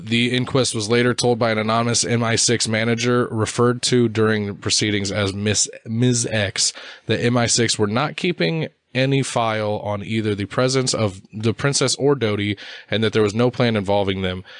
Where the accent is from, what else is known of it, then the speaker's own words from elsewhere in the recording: United States; I'm American